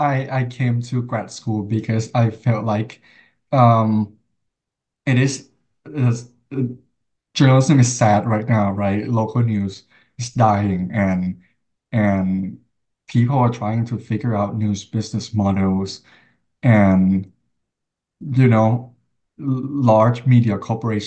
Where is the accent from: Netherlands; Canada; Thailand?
Thailand; now in United States; I was from Thailand. I grew up in Thailand